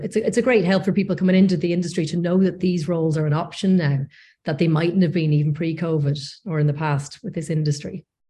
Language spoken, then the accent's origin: English; North Coast, Northern Ireland, United Kingdom; moved away as an adult; also born or lived in Leeds / London; I'm from the North Coast originally